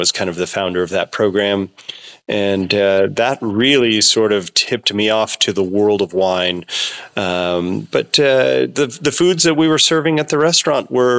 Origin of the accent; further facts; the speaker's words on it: Sonoma County, California, United States; I grew up in Sonoma County, about a half an hour from where I am farming now